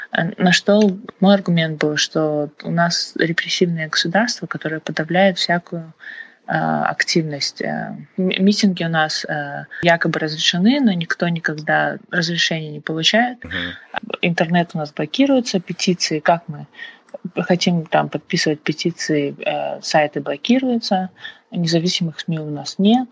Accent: Kazakhstan; кто мы, казахи и вообще казахстанцы

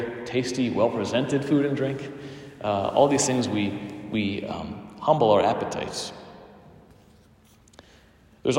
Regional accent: United States; I'm an American, and we have lots of luxuries and goods here

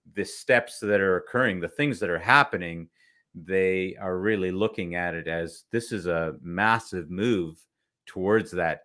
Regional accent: Toronto, Ontario, Canada; moved away as an adult; also born or lived in Kuwait; I was born in Kuwait in the Middle East, and uh, same thing. My dad came in shorts and a t-shirt, and we arrived in February in Canada

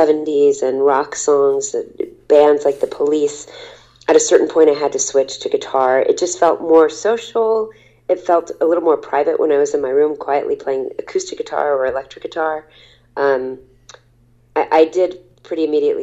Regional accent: Texas, United States; I was from Texas

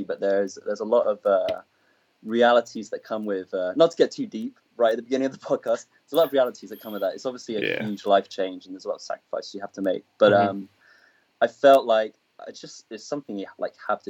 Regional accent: England, United Kingdom; moved away as an adult; now in Los Angeles, United States; I'm not from London. So I'm used to kind of being brought up in this like small community where people like know each other

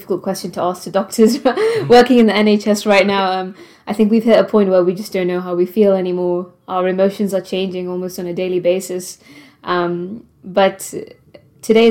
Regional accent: Gibraltar; moved away as an adult; also born or lived in Prague, Czech Republic; now in United Kingdom; originally I'm from Gibraltar. So I've never lived in the UK before

